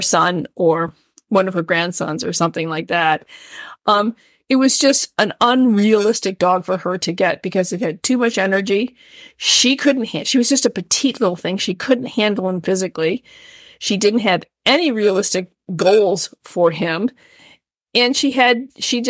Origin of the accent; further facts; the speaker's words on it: Midwest, United States; moved away; I am a Midwesterner sort